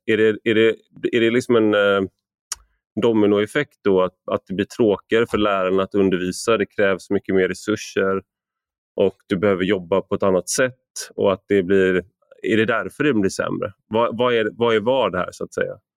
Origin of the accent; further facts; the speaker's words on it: Gothenburg, Västra Götaland, Sweden; jag är uppvuxen i Göteborg